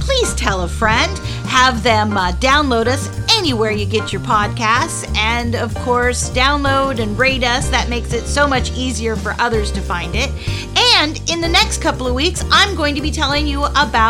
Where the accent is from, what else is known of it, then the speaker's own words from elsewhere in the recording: La Jolla, California, United States; moved away; I was born in La Jolla, California, so I know California very well